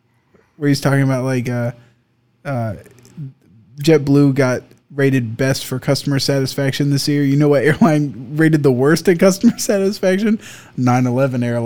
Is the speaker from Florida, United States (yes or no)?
yes; Tallahassee, Florida, United States; my hometown, Tallahassee